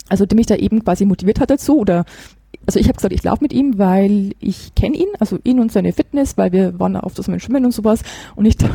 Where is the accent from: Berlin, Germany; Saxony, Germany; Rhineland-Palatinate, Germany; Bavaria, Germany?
Bavaria, Germany; Regensburg; Ja, also ich komme hier aus Regensburg.